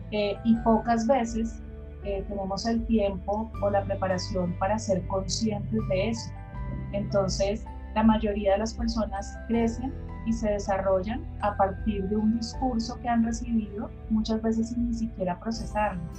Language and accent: Spanish; Bogotá, Bogotá Capital District, Colombia; eh, soy de Bogotá, Colombia, siempre he vivido acá.